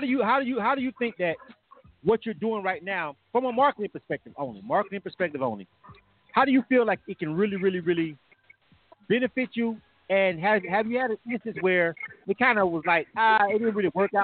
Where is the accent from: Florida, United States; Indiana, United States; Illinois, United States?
Florida, United States; I'm from Florida